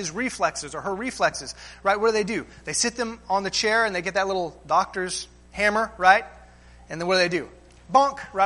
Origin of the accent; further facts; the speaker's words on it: United States; we as American Christians